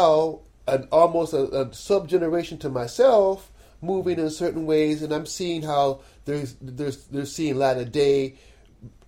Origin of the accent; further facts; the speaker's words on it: Cleveland, Ohio, United States; I'm from Cleveland, Ohio.